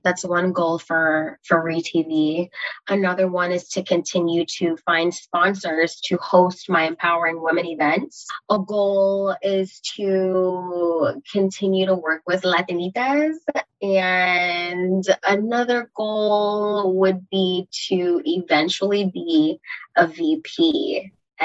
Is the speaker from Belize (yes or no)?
yes; Belize; now in United States; I was born in Belize, moving to the United States